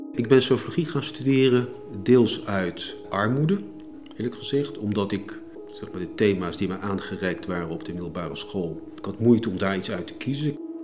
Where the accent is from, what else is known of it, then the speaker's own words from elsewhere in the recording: Leidschendam, South Holland, Netherlands; also born or lived in The Hague; geboren in Den Haag, opgroeiend in Leidschendam